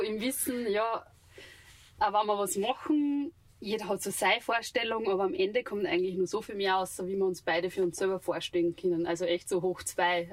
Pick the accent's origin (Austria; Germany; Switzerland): Austria; Steinbach an der Steyr, Upper Austria; ich bin gebürtig aus Steinbach an der Steier